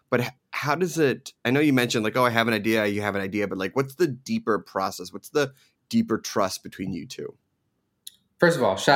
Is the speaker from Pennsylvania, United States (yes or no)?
yes; Philadelphia, Pennsylvania, United States; also born or lived in New Jersey / New York; now in Los Angeles, United States; it's a very East Coast style because I grew up in Philadelphia and Jersey, New York.